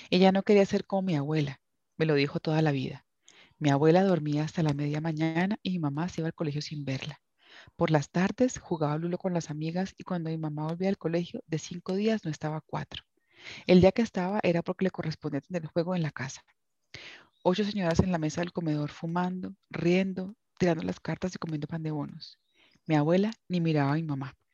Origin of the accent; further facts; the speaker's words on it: Cali, Valle del Cauca, Colombia; el libro se desarrolla en la Cali en la que yo crecí, en la Cali de los setentas.